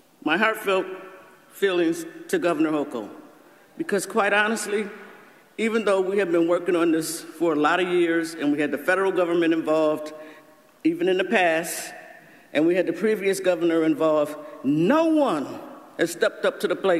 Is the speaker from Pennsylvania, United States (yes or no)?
no; Buffalo, New York, United States; I'm born and raised in Buffalo